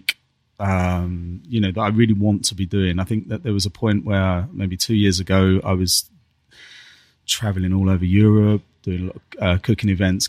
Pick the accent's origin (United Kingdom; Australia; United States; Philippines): United Kingdom; Dartford, South East England; I was kind of born and raised in Dartford, between, you know, South East London and you know, that top part of Kent, that was kind of my stomping ground